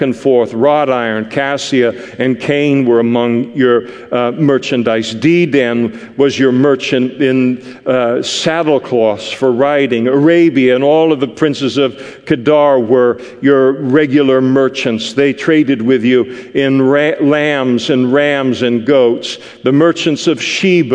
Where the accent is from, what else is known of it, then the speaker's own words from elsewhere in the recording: Scot, Scotland, United Kingdom; me as a Scot